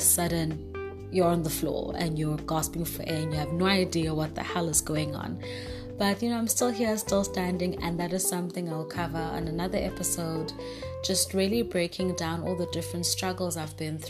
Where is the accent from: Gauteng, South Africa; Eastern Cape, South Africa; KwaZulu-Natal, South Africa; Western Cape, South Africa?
KwaZulu-Natal, South Africa; Durban; I am from South Africa, Durban, born and raised